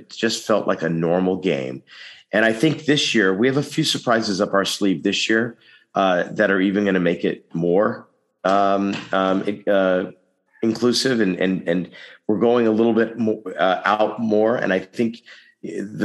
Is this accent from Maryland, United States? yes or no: no; Texas, United States; now in Los Angeles, United States; My home state also. So, you know, I come from a state where a lot of people say, let's not upset anything